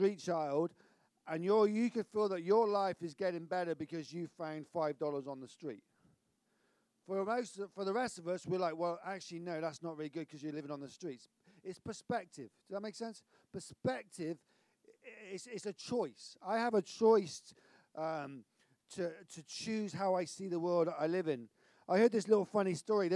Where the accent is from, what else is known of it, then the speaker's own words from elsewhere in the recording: Severn Beach, South West England, United Kingdom; I'm from Severn Beach